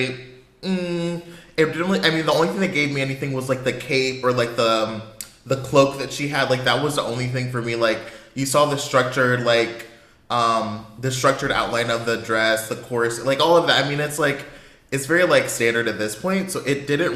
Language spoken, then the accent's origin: English; United States; I'm an American